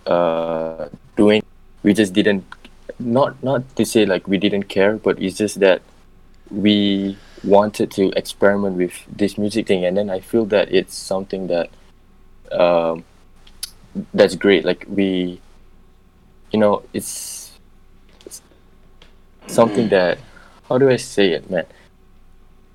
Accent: Singapore; I'm from Singapore and I make music

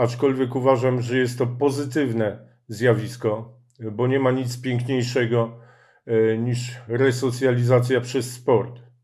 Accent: Warsaw, Masovian Voivodeship, Poland; wychowywałem się na, Ocho na Ochockim Rakowcu

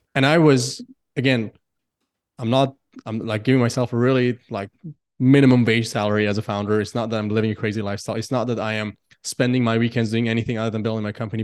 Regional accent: Iran; now in Singapore; I come from Iran

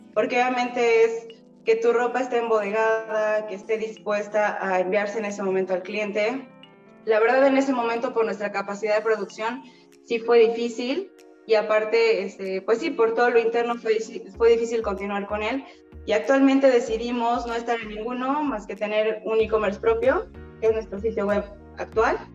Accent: Mexico; como mexicanos

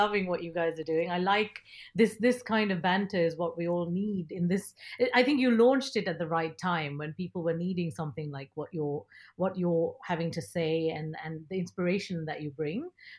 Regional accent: Nigeria; first language ta; English is a second language; I was 7 years old growing up in Nigeria, and my dad trained me to read in Tamil, which is our mother tongue

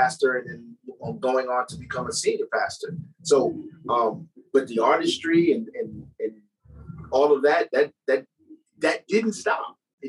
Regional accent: New York, United States; moved away; also born or lived in Dallas-Fort Worth; my hometown as far as New York was concerned

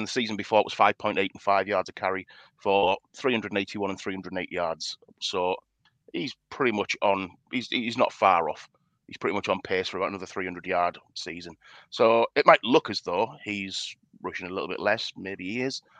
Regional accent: United Kingdom; being a Brit

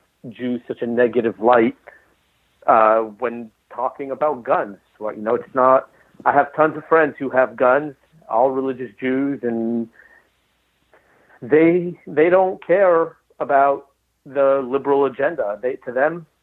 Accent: Los Angeles, California, United States; now in Texas, United States; I grew up in Los Angeles

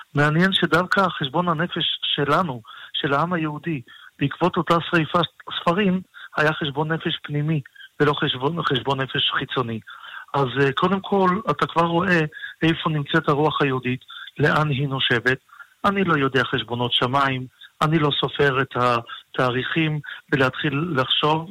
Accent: Tel Aviv, Tel Aviv District, Israel; גדלתי בתל אביב, ובוודאי שתל אביב של היום אינה תל אביב של פעם

